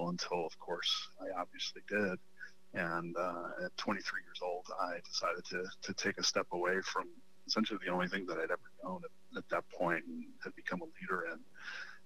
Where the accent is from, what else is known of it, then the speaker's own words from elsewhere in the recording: Chicago, Illinois, United States; I grew up in Chicago